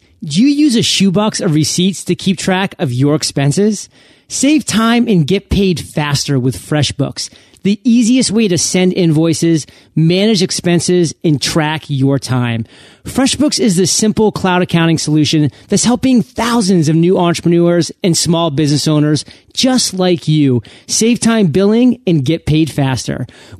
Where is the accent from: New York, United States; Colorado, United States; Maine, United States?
Maine, United States; now in San Diego, United States; I came from San Diego. {S2} You did. {S0} But then again, I am born and raised in Maine